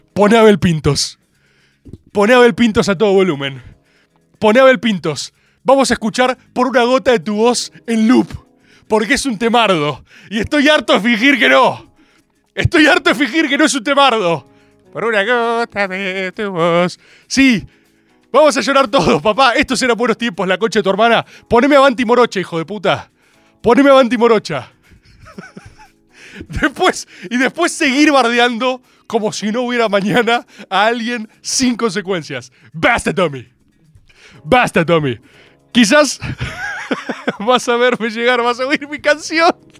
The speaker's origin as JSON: {"language": "Spanish", "country": "Argentina", "said": "como Argentina"}